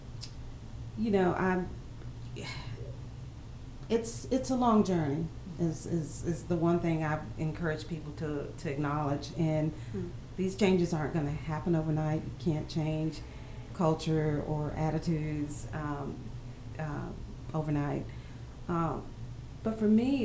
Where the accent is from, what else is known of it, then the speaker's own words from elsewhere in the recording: Greenville, South Carolina, United States; my hometown